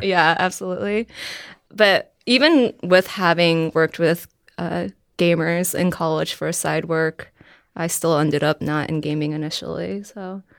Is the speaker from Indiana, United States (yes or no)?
no; Virginia, United States; I am from Virginia